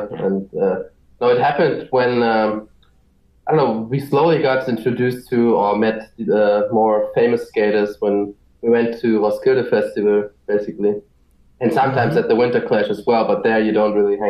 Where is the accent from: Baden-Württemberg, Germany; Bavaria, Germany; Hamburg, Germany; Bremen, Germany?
Hamburg, Germany; now in Berlin, Germany; I'm from, I live in Berlin. I'm from Hamburg in Germany. I'm 28 years young.